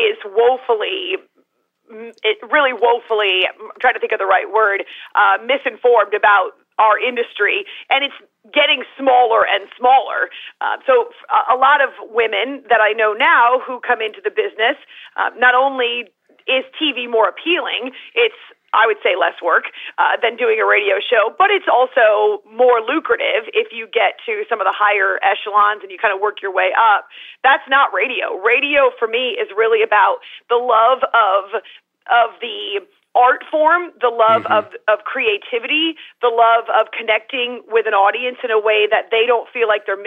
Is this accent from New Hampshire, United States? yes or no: yes; Concord, New Hampshire, United States; we grew up in the boonies in New Hampshire, Concord